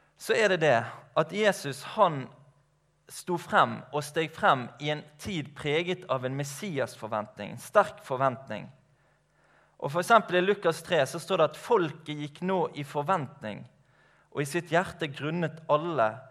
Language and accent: Norwegian; Skarefjellet, Matoppen, Vestland, Norway; now in Laksevåg, Norway; Jeg er oppvokst ute på Skarefjellet i Matoppen opprinnelig